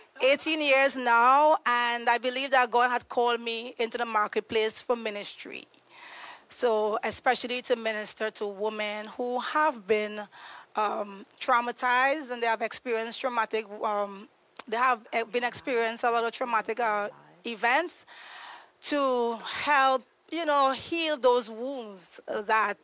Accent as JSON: {"language": "English", "country": "Trinidad & Tobago", "tie": "born or raised there", "moved": "as an adult", "lives_now": "United States", "said": "I'm originally from Trinidad and Tobago. I moved to the U.S. 8 years ago."}